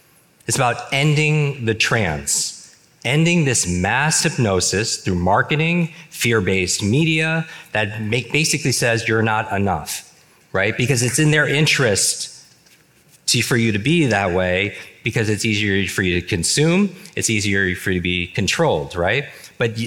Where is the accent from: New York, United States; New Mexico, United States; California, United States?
New York, United States; I grew up in the Northeast, in New York